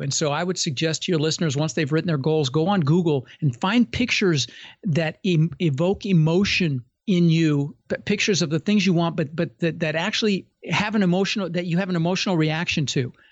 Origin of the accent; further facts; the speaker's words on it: Denver, Colorado, United States; moved away as an adult; also born or lived in Netherlands; now in Florida, United States; I immigrated when I was six from Holland, and ended up in Denver